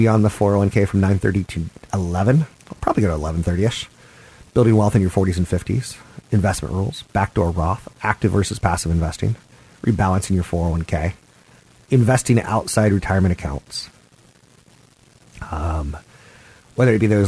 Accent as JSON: {"language": "English", "town": "Los Angeles", "region": "California", "country": "United States", "moved": "yes", "said": "I'm from Los Angeles"}